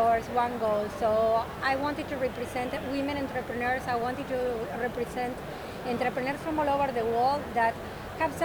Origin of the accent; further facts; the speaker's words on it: Argentina; now in Miami, United States; I'm from Argentina